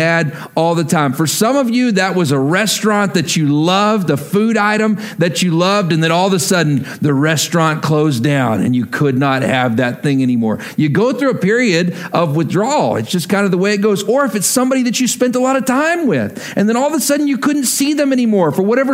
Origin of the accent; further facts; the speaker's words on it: Texas, United States; I grew up in Texas, and so football was a really big deal